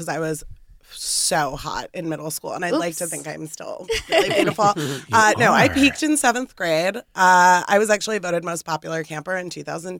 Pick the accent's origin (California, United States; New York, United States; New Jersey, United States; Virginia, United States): New York, United States; New York City; I grew up in the East Village.